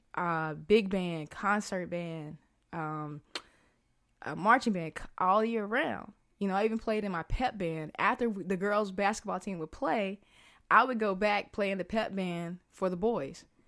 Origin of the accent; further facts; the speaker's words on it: the South, United States; moved away as an adult; also born or lived in New York; I'm a kid from the South